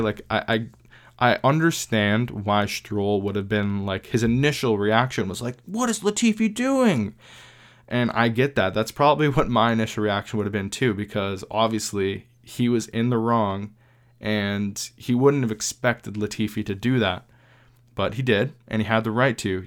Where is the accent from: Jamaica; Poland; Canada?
Canada; we're a Canadian podcast